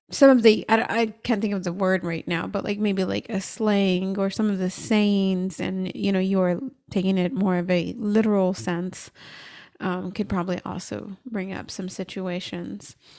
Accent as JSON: {"language": "English", "country": "United States", "tie": "born or raised there", "said": "I'm American and born here"}